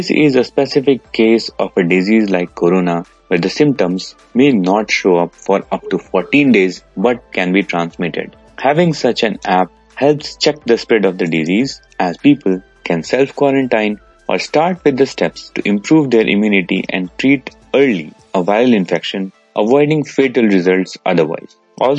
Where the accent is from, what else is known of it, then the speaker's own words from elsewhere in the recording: Dublin, Leinster, Ireland; from Dublin, Ireland.